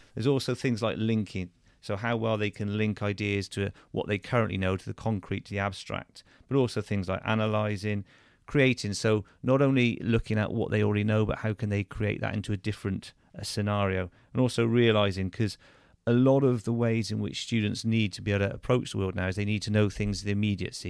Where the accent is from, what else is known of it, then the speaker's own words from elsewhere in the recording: Churchdown, South West England, United Kingdom; also born or lived in Plymouth / Bath / Gravesend / Gloucester; I went to school just a few miles away in, um, in Churchtown at, at Chosen Hill School, so a local comprehensive there